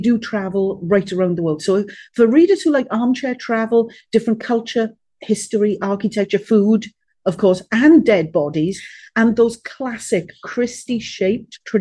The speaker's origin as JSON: {"language": "English", "region": "Wales", "country": "United Kingdom", "said": "being a Welsh girl"}